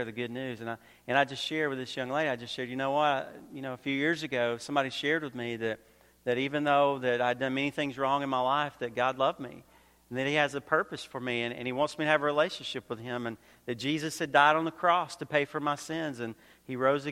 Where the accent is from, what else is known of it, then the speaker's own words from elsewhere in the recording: Georgia, United States; also born or lived in North Carolina; now in Queensbury, United States; originally I grew up in Georgia. I lived in North Carolina for a little while.